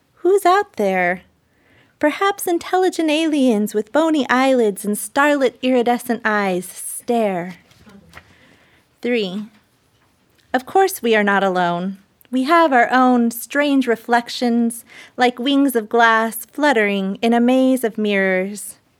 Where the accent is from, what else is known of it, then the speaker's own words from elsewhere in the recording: United States; I'm Native American